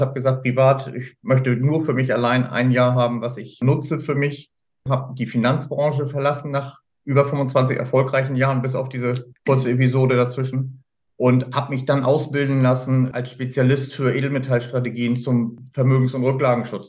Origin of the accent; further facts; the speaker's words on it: Hamburg, Germany; Ich bin im Süden Hamburgs groß geworden